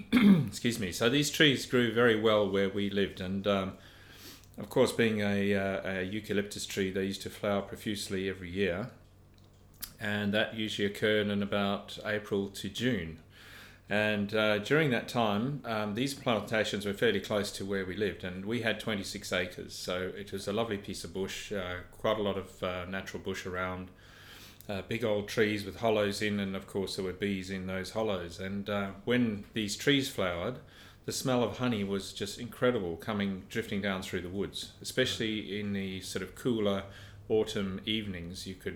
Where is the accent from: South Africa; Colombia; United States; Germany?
South Africa; It was fabulous, yeah. Where we lived was up in a mist belt, which is about 3,000 feet above sea level.